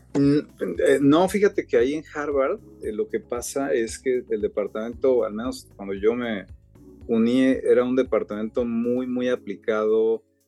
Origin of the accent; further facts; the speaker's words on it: Mexico; moved away as an adult; also born or lived in Cambridge, United States / New York, United States; now in Stanford, United States; crecí en México, me vine aquí a Stanford a hacer mi PhD en el 2000